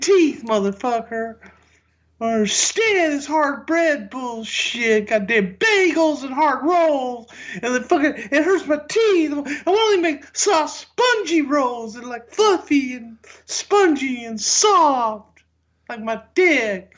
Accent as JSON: {"language": "English", "region": "the South", "country": "United States", "moved": "yes", "said": "I am from the South"}